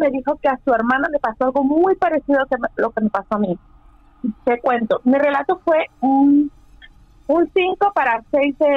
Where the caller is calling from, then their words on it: Houston, Texas, United States; Desde Houston, Texas.